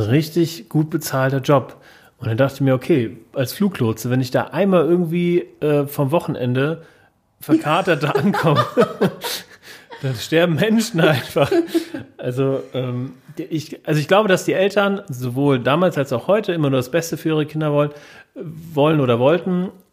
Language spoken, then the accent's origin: German; Wiesbaden, Hesse, Germany; bin hier geboren, hier ist in Wiesbaden